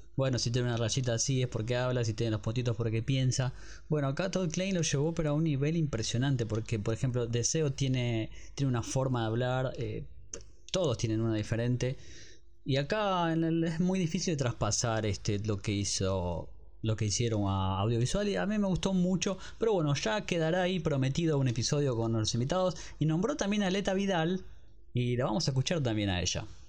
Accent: Argentina; somos muy argentinos

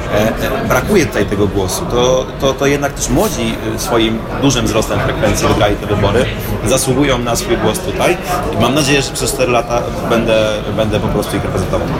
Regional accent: Opole Voivodeship, Poland; Ja jestem z Opolszczyzny, która jest takim tyglem kulturowym

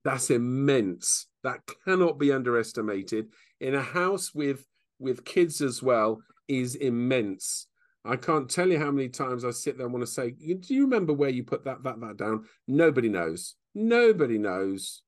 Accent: England, United Kingdom; now in Bicester, United Kingdom; We're very English

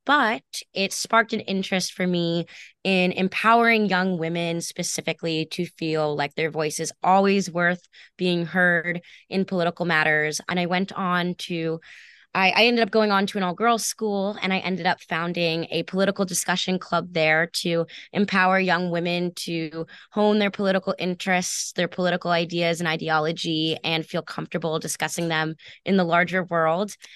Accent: Westchester County, New York, United States; moved away as an adult; now in Boston, United States; a young woman growing up in Westchester County

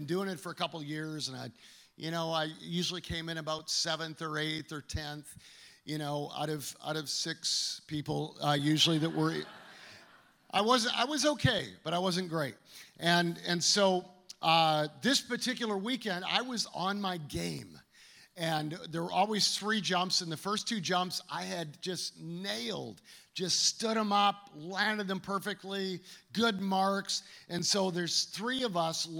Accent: Calgary, Alberta, Canada; now in United States; growing up in Canada, I was in Calgary

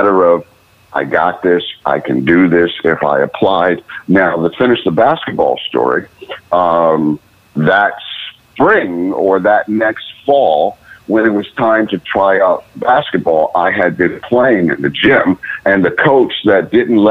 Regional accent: Cleveland, Ohio, United States; moved away; I grew up in Cleveland, Ohio

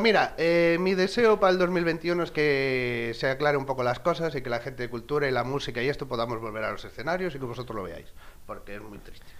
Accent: Galicia, Spain; me crié en este pueblo, este pueblo es un valle y está rodeado de montes

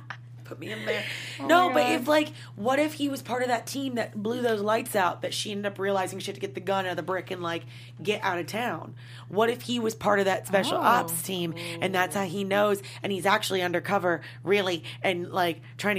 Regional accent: Kentucky, United States; Where'd you grow up? Kentucky.

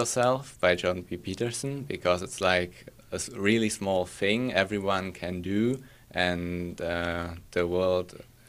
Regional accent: Pardubice, Pardubice Region, Czechia; English is a second language; from the Czech Republic, and I'm 17 years old.

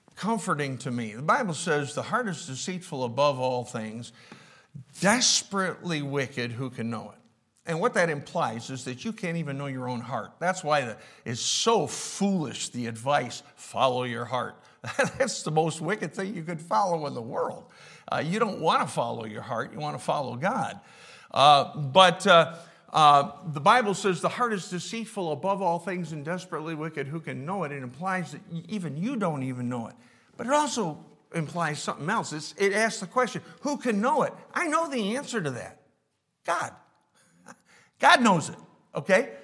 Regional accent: Rochester, New York, United States; I was, I was born and raised in Rochester

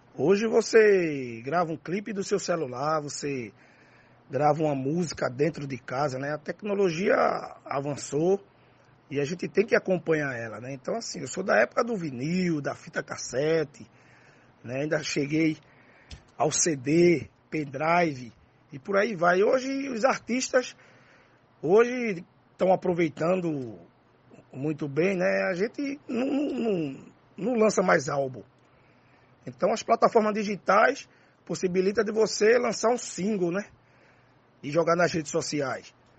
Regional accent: Recife, Pernambuco, Brazil; also born or lived in Nazaré da Mata, Pernambuco; eu fui criado em dois ambientes, né? O urbano e o interiorano, né? O urbano no Alto José do Pinho e o interiorano e a cidade de Nazaré da Mata.

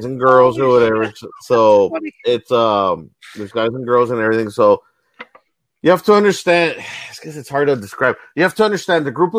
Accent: Texas, United States; I've been here though my whole life

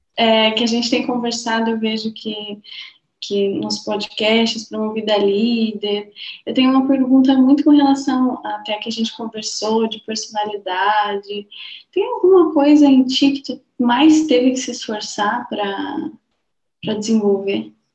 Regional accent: Balneário Camboriú, Santa Catarina, Brazil; Eu sou de Balneário Camboriú

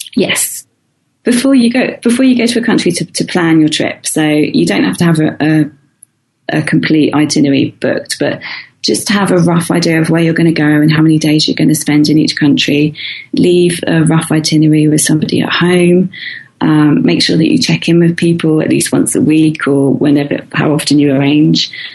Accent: near the Isle of Wight, South East England, United Kingdom; moved away as an adult; I used to live opposite the Isle of Wight, which is this um, island it's half an hour away from my hometown

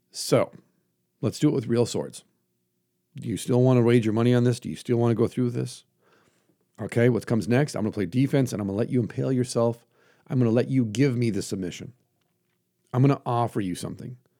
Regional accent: United States; I'm an American

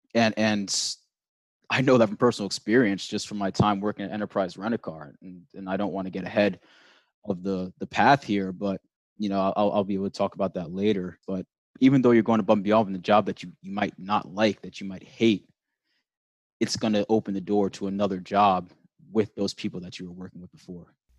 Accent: New York, United States; also born or lived in Pennsylvania; I grew up in New York

